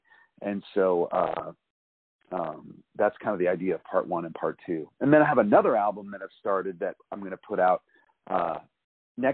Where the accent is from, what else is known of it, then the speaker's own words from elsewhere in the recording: Fairfax County, Virginia, United States; accent: neutral; now in California, United States; So I grew up in the woods of Virginia. I grew up in Fairfax County, Virginia.